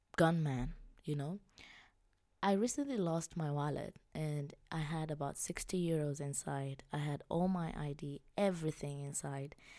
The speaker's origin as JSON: {"language": "English", "region": "Kilimanjaro", "country": "Tanzania", "tie": "born or raised there", "also_born_or_lived": "Europe", "moved": "as an adult", "lives_now": "Vienna, Austria", "said": "I was born and raised in Tanzania. I come from Kilimanjaro. I'm Chaga by tribe"}